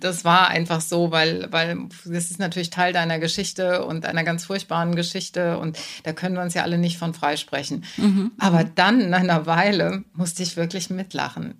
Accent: Germany; als Deutsche, als Deutsche im Publikum

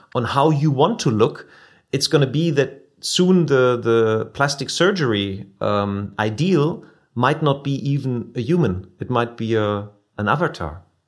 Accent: near Wuppertal, North Rhine-Westphalia, Germany; the company nearby my hometown, like uh, in, in Wuppertal

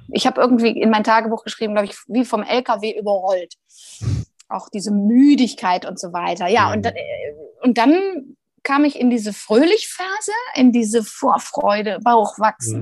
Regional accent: Rhineland, Germany; Jetzt bin ich ja auch Rheinländerin

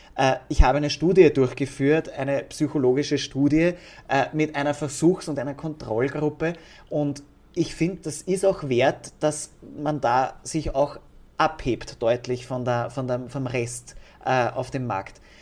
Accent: Austria; bei uns in Österreich

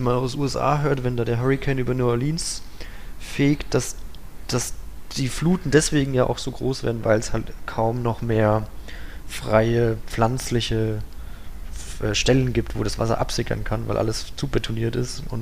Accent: Bavaria, Germany; also ich kenne ähm, das auch aus meinem Heimatort. Wir waren auch immer an der Fränkischen Saale

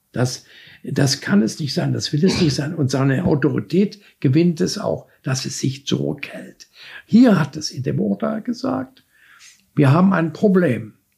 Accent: Dresden, Saxony, Germany; als Junge in Dresden

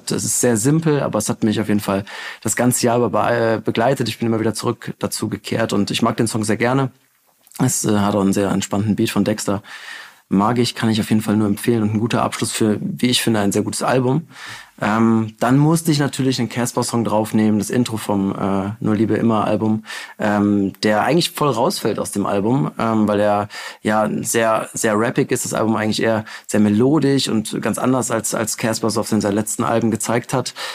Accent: North Rhine-Westphalia, Germany; endlich auch mal eine Hymne für meine Heimatstadt. Also für alle Gladbacher, gebt euch das, wenn ihr nach, äh, nach Hause fahrt über Weihnachten.

